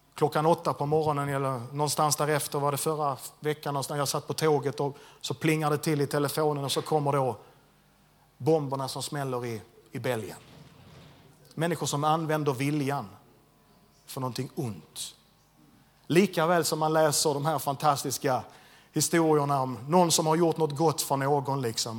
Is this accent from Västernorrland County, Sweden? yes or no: no; Landskrona, Skåne, Sweden; jag är född och uppvuxen i Landskrona